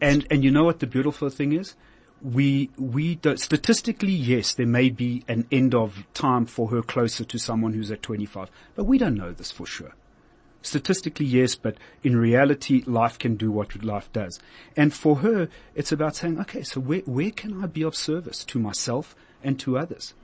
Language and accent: English; South Africa; I'm a South African and moved on